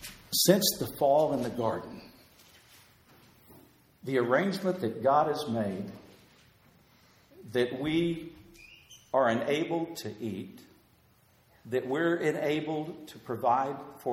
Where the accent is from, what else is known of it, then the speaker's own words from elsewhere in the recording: Crosbyton, Texas, United States; A little church that I grew up in Crosbyton, Texas